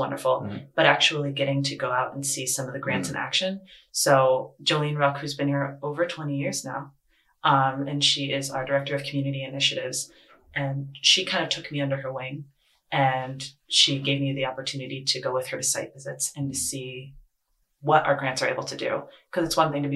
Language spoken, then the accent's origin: English; Bristol, Connecticut, United States; also born or lived in New Britain, Connecticut; I grew up in Bristol, but I've been a part of the New Britain community since 2008